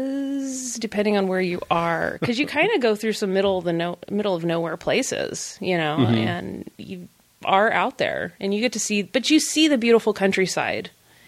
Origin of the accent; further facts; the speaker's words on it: California, United States; I am a mom from California. I don't understand frozen water you can walk on.